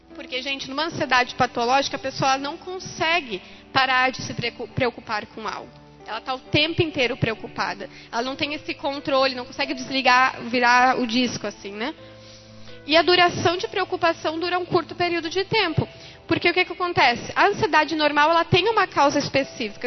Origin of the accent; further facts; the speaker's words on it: Lajeado, Rio Grande do Sul, Brazil; eu sou de Lajado